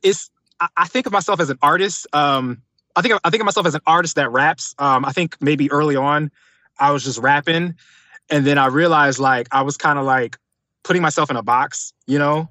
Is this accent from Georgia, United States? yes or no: yes; Atlanta, Georgia, United States; also born or lived in Detroit, Michigan; I was originally born in Detroit, um, came to Atlanta, like, at a very young age. So, pretty much, like, you could say I'm from Atlanta, from the South